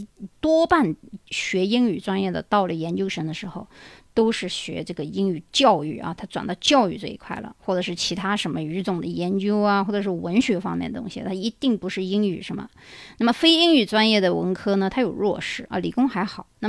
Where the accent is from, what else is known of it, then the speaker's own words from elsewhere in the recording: China; now in United States; 我们中国人的思想